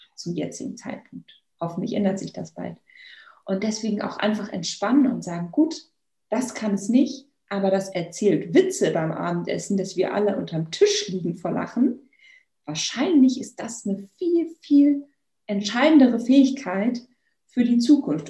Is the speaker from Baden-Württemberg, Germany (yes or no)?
no; Bavaria, Germany; Ich komme ja hier aus Bayern